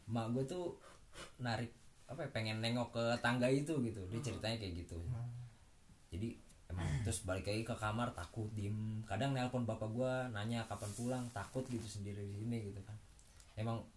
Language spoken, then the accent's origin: Indonesian; Subang, West Java, Indonesia; also born or lived in Bekasi / Karawang; emang gue kecil di asu di Subang kan nah terus semenjak pindah ke Karawang gue lahir dulu di Bekasi lah numpang lahir doang